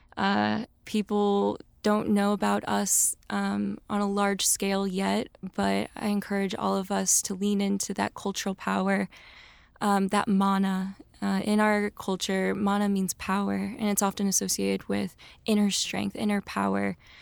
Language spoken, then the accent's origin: English; a suburb outside of Saint Louis, Missouri, United States; moved away as an adult; now in Los Angeles, United States; I am born and raised in Missouri, a suburb outside of Saint Louis, brown girl from the burbs